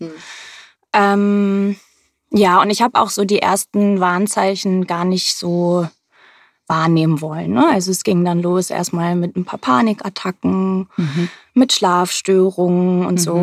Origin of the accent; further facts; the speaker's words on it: Hamburg, Germany; aus Hamburg. Ich bin auch hier geboren, ähm, habe fast mein ganzes Leben lang hier gelebt